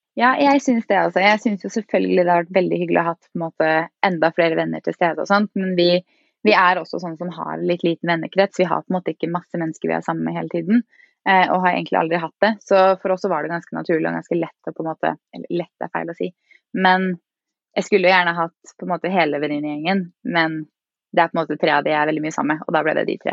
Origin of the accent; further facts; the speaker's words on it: Fredrikstad, Østfold, Norway; moved away as an adult; now in Oslo, Norway; Jeg er fra Fredrikstad og bor nå i Oslo.